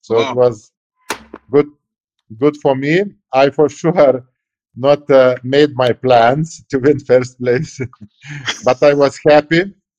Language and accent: English; Lithuania; born or raised there